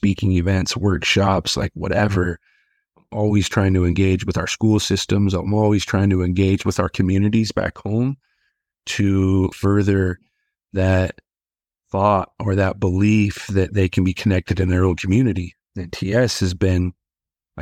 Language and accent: English; Colville Reservation area, Washington, United States; also born or lived in Spokane, Washington; I was born in Spokane, Washington, close to our reservation, but lived all of my life, like in Republic, Inchilim, Coulee Dam, Nespelem